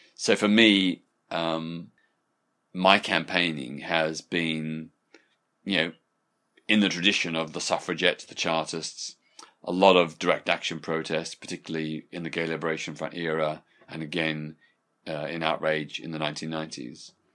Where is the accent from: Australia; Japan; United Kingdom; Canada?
Australia; when I was growing up in Australia in the nineteen sixties